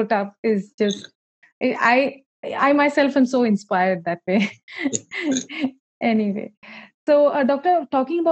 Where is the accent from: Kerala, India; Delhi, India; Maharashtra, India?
Kerala, India; I myself am from South India. I'm from Kerala